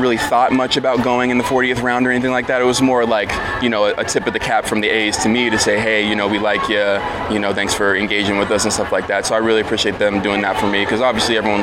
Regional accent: San Jose, California, United States; I'm from San Jose, like you said. So the Sharks were, you know, big in town. Yeah. When I was, you know, growing up

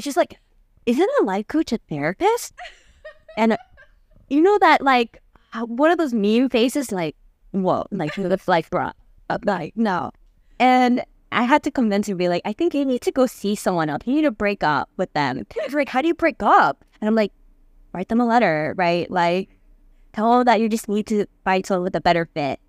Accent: United States; I'm, I'm from, like, America, but I, I am Korean

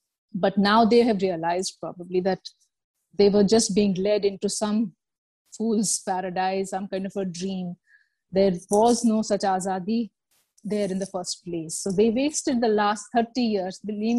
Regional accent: Jammu and Kashmir, India; So yeah, I'm an Indian, I'm a Kashmiri. That's how I find myself.

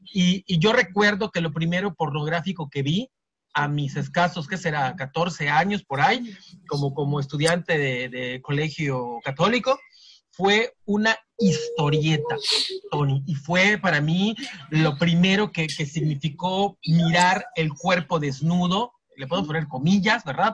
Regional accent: Yucatán, Mexico; soy yucateco

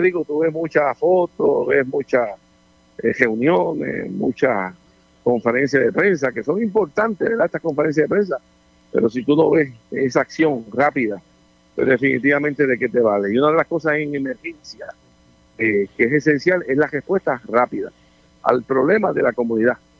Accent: Puerto Rico

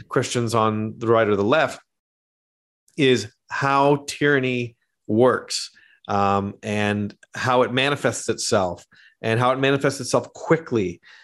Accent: Canada; moved away; also born or lived in Australia / New York; I am actually Canadian. I'm not Australian.

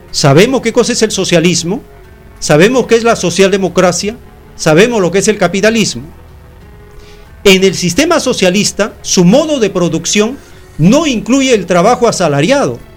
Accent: Peru; En cambio, en estas sociedades como la peruana, estamos divididos en cantidad de bandas criminales llamadas falsamente partidos políticos.

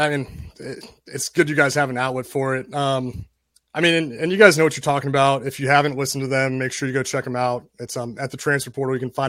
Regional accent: Atlanta, Georgia, United States; I grew up in Atlanta

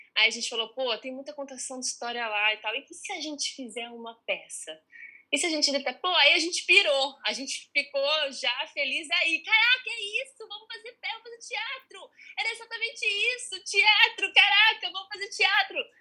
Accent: São Carlos, São Paulo, Brazil; moved away as an adult; now in Rio de Janeiro, Brazil; eu vim de São Carlos muito inexperiente

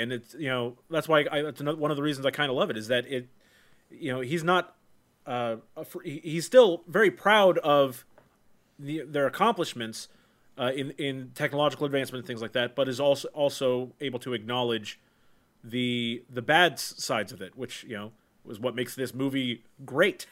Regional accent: United States; as an American

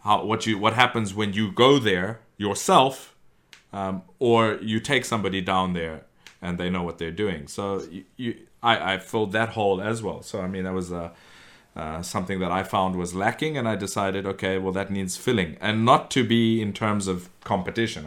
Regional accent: South Africa; I grew up in South Africa

